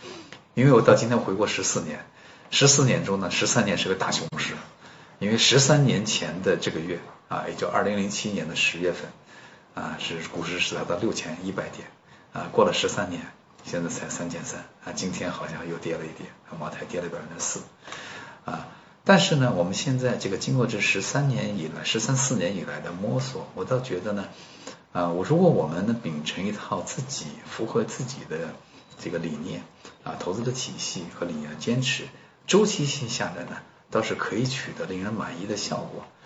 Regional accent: China; 然后就我一个中国人，然后没有看到其他的啊那个国内去的人

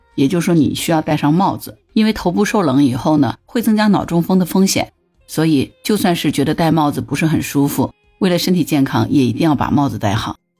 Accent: southern China, China; 不过我是在南方长大的

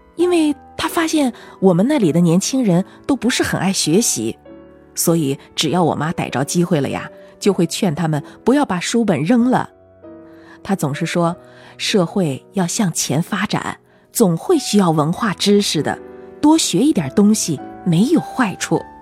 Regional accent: western Sichuan, China; moved away; 我在我们老家住的那套房

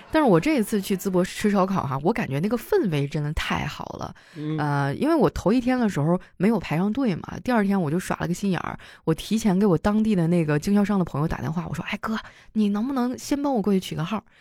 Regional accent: Harbin, Heilongjiang, China; moved away; 我老家哈尔滨

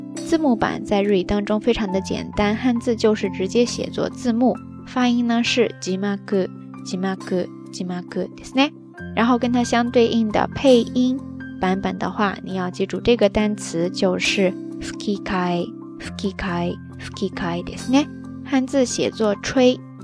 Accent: Yunnan, China; 咱们云南人

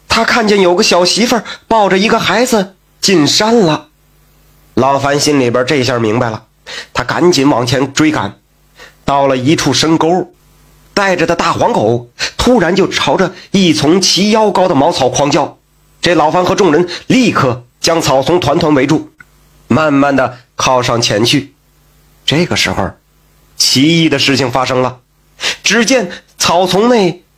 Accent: Jiaodong, Shandong, China; 过去在我们胶东一带叫皮子

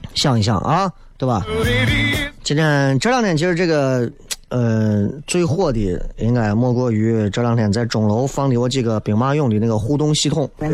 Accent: Xi'an, Shaanxi, China; 咱作为西安人

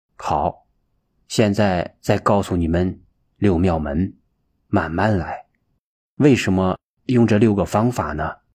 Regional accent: China; 我们中国人有句骂人的话，没有出息

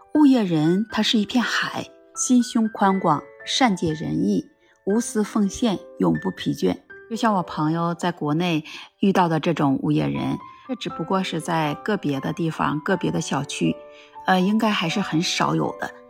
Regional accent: northern China, China; now in Japan; 因为我们的老家是北方人，这住宅楼是需要交取暖费用的

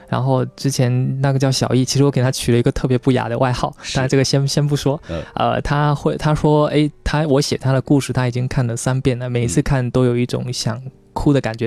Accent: Quanzhou, Fujian, China; moved away; 是闽南人

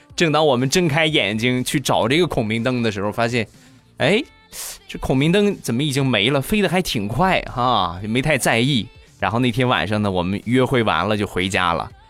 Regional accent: Rizhao, Shandong, China; 我们家乡的特产日照绿茶

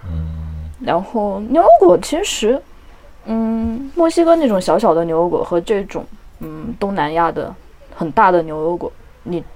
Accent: Yunnan, China; 我对云南南方真的不熟悉，我是云南的北方人，但我觉得我的未来还是在热带。

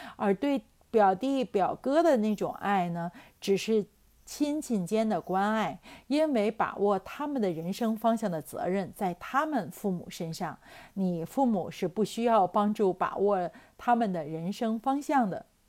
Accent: Tianjin, China; 就是我们天津人有一个说法叫牙掉了咽肚子里哈， 这个胳膊折了吞袖子里哈

